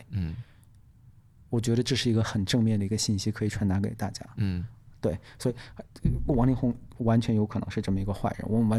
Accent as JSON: {"language": "Chinese", "country": "China", "said": "我是中国人，我不是华人。"}